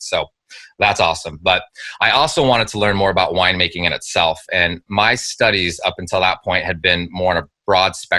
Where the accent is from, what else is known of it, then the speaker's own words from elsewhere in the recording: Napa Valley, California, United States; I grew up in the Napa Valley